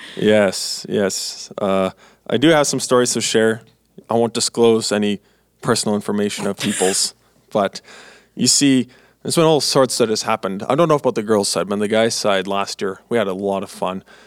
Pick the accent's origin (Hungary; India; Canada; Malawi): Canada; Manitoba; moved away as an adult; now in Three Hills, Canada; I'm from Manitoba, and I'm going to school in Alberta.